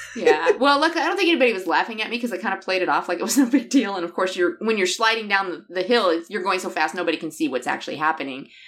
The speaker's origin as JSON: {"language": "English", "region": "southern Michigan", "country": "United States", "tie": "born or raised there", "moved": "yes", "said": "I grew up down here"}